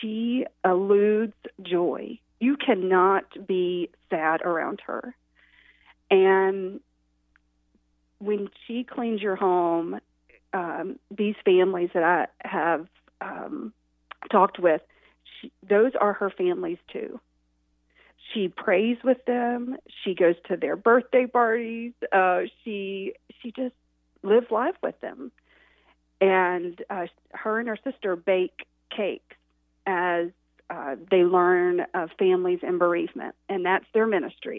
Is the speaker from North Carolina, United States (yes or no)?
yes; Boone, North Carolina, United States; now in Fishersville, United States; I grew up in Boone. I'm a mountain girl, and now I raise my family and my two girls in Fishersville, Virginia